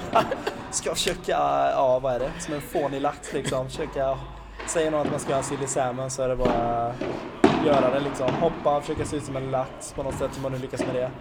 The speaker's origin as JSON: {"language": "Swedish", "town": "Kinna", "region": "Västra Götaland", "country": "Sweden", "said": "där jag kommer från Kinna"}